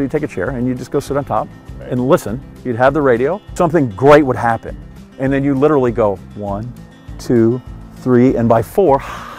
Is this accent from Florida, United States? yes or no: no; Green Bay, Wisconsin, United States; having grown up with relatives that were A, farmers, or B, my dad's construction business